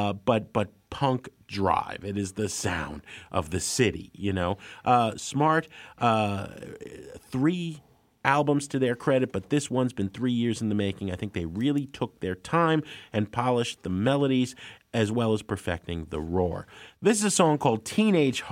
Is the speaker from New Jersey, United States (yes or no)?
yes; Jersey City, New Jersey, United States; also born or lived in Hoboken; When I was growing up in Jersey City, a sad place